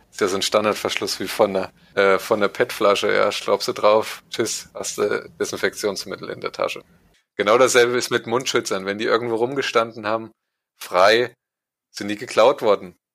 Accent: East Germany, Germany; Ich bin ja Ossi.

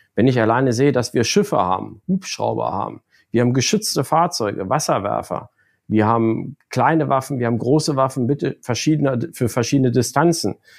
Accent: Lower Saxony, Germany; komme aus Niedersachsen eigentlich gebürtig

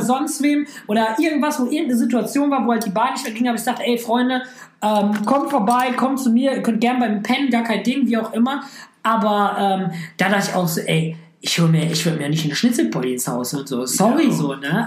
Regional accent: Düsseldorf, North Rhine-Westphalia, Germany; Ich komme aus Düsseldorf

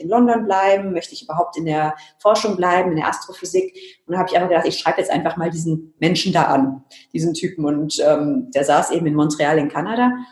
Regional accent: Germany; mein Vater ist Engländer, aber ich bin eben in Deutschland aufgewachsen und sehe mich deswegen auch als Deutsche.

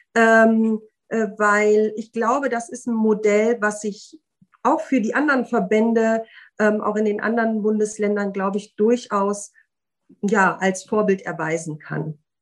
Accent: Osnabrück, Lower Saxony, Germany; in meiner Heimatstadt äh, Osnabrück

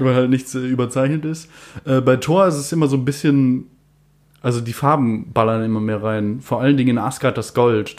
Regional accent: Germany; als Deutscher

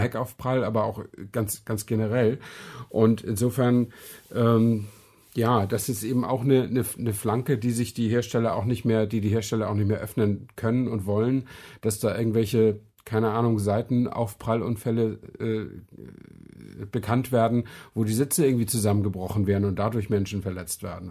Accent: Flensburg, Schleswig-Holstein, Germany; in Flensburg, wo ich herkomme, direkt an der dänischen Grenze

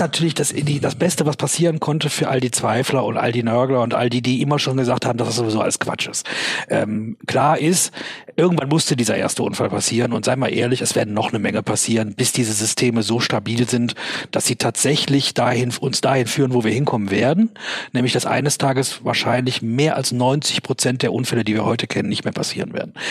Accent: Germany; als Deutscher, als Unternehmer in Deutschland

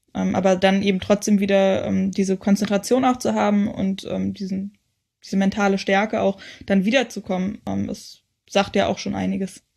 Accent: the area around Berlin, Brandenburg, Germany; ich komme auch aus dem Umland von Berlin

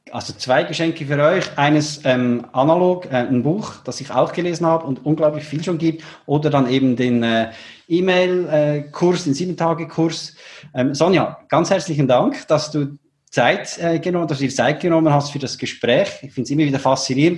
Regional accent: Switzerland; ich bin ja aus der Schweiz

